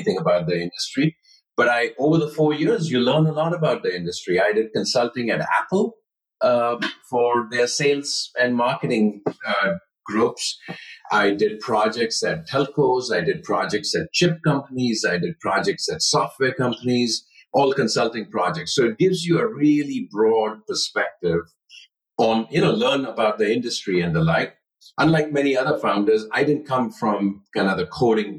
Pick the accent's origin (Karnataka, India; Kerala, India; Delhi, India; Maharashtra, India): Maharashtra, India; Mumbai; moved away as an adult; now in United States; Life was great growing up. I grew up in Bombay.